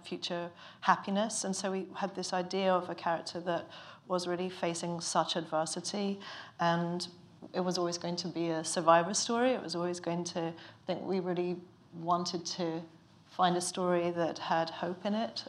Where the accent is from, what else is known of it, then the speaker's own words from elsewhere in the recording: Ireland; now in London, United Kingdom; I'm Irish, but I've lived in London for a long time